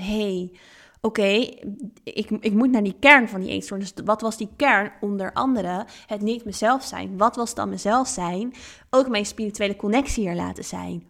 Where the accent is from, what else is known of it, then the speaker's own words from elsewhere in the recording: Netherlands; also born or lived in Thailand; now in Ibiza, Spain; Eigenlijk al heel jong ben ik veel gaan reizen en ben ik weggegaan uit Nederland.